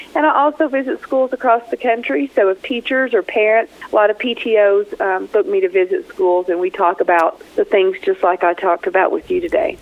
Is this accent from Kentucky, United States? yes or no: yes; Kentucky, United States; moved away as an adult; now in Taos, United States; I'm from Kentucky